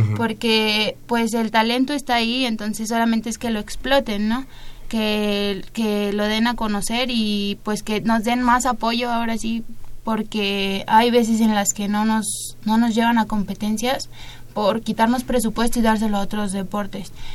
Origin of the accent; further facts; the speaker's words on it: Mexico; no estoy en mi país